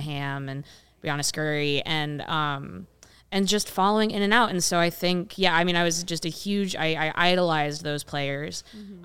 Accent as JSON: {"language": "English", "region": "rural Ohio", "country": "United States", "tie": "born or raised there", "also_born_or_lived": "Columbus, Ohio", "moved": "yes", "lives_now": "Chicago, United States", "said": "grew up in, in rural Ohio"}